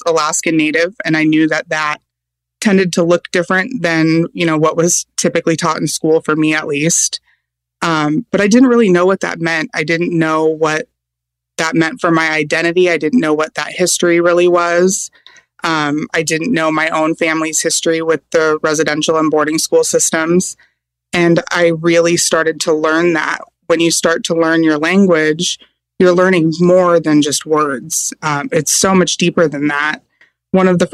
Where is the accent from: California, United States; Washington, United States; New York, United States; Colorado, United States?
Washington, United States; Seattle; where I was growing up in the Seattle area